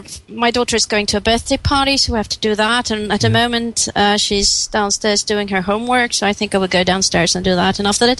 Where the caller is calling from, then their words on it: Stockholm, Stockholm County, Sweden; Hi, this is … I'm calling from Stockholm